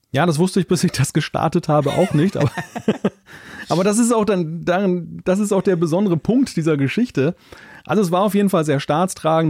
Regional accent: Germany; Als Deutscher

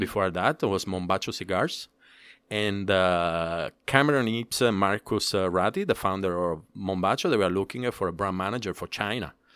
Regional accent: Palermo, Sicily, Italy; English is a second language; moved away as an adult; also born or lived in Dominican Republic; now in United States; I'm from Sicily, born and raised in Palermo.

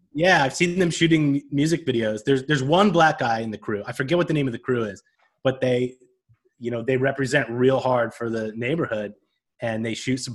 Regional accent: upstate New York, United States; now in Brooklyn, United States; I grew up in upstate New York.

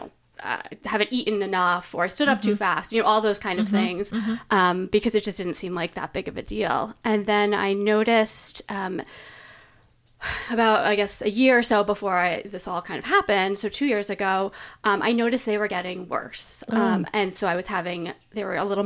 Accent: East Coast, United States; moved away as an adult; also born or lived in Boston; now in Portland, United States; So I'm originally from the East Coast, and I lived in Boston for 8 years before moving here.

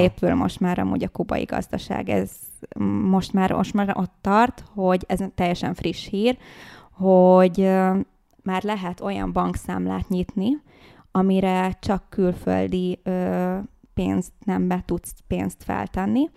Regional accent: Hungary; Az anyukám a kubai, az apukám uh-huh. pedig a magyar, és én már itt születtem Magyarországon

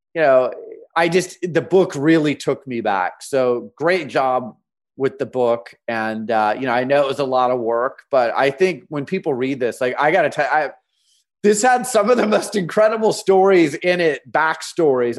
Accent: Phoenix, Arizona, United States; I grew up in Phoenix, Arizona

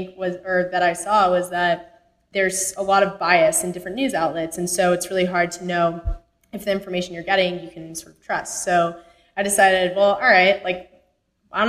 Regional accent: Texas, United States; moved away as an adult; also born or lived in Connecticut; I actually grew up in Texas

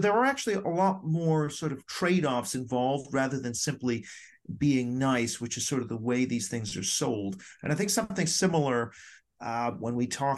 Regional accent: Vancouver, British Columbia, Canada; also born or lived in Hong Kong / Tokyo, Japan; I was born in Hong Kong. My father was with the Canadian embassy out there. And then the next year we were in Tokyo, where I was for 6 years before moving to Vancouver.

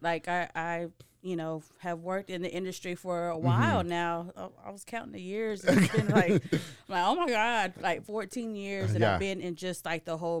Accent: Waco, Texas, United States; Uh-huh. I grew up in Waco, Texas, South Waco, if we had to pick a side.

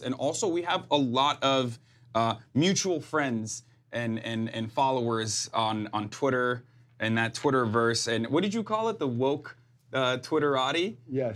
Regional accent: Turkey; moved away as an adult; now in United States; I grew up in Turkey

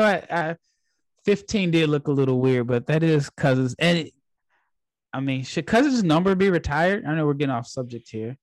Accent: Nebraska, United States; now in Dallas, United States; I'm from Nebraska, born and raised in Nebraska.

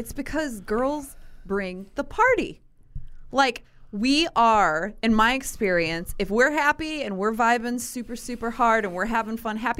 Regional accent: Granite City, Illinois, United States; I'm from Granite City.

